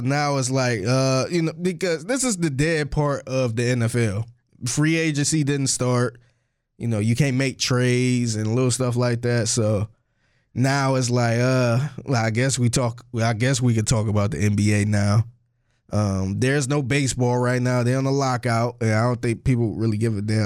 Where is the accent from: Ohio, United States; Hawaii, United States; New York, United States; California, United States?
Ohio, United States; Cleveland; I'm from Cleveland, too